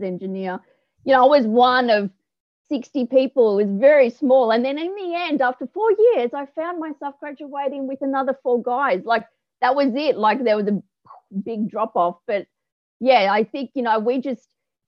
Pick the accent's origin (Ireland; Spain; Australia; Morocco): Australia; Melbourne, Victoria; moved away as an adult; also born or lived in Cooma / Canberra; Melbourne girl through and through